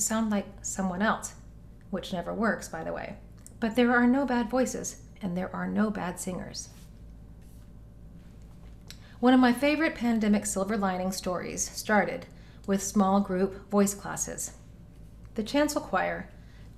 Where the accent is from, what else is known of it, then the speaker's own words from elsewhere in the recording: Knoxville, Tennessee, United States; moved away; Knoxville, my hometown